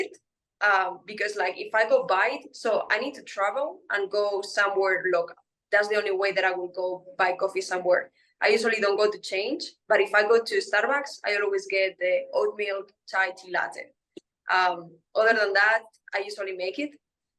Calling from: Caracas, Capital District, Venezuela; I am calling from Venezuela, actually Caracas.

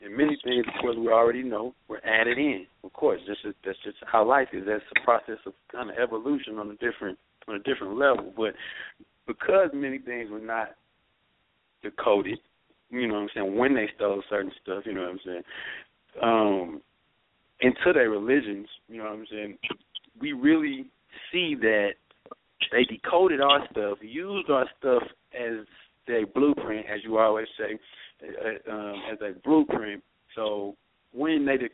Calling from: North Hollywood, California, United States; I'm calling from North Hollywood, California.

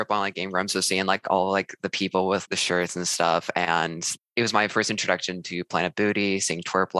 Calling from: Chicago, Illinois, United States; I'm calling from Chicago, Illinois.

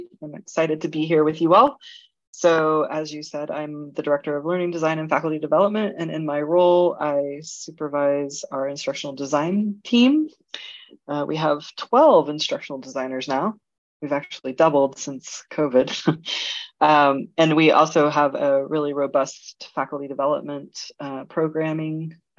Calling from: Germany; I'm actually joining you from Germany.

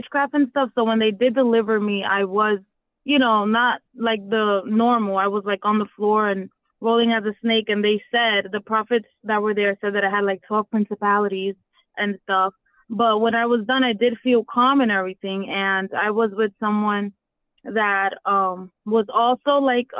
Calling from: Florida, United States; I'm calling from Florida.

